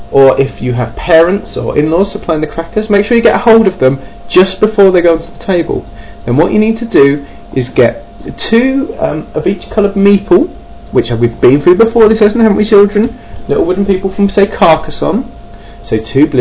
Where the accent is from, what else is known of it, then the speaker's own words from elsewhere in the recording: Kent, South East England, United Kingdom; accent: Kent / southeast England; folks down in Kent, which is the southeast of England, hence my rather wonderful accent